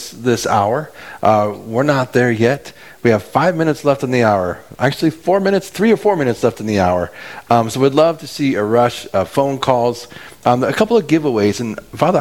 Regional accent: California, United States; now in Midwest, United States; I grew up in California.

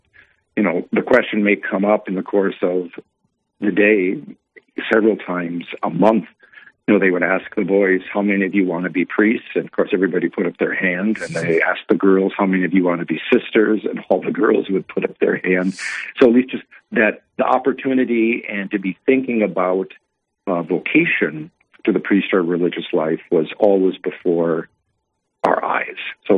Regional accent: North Mankato, Minnesota, United States; Okay, I was born in 1960, and I grew up in North Mankato, Minnesota, just at the southeastern end of the Diocese of New Ulm, bordering on the Diocese of Winona-Rochester, just across the river.

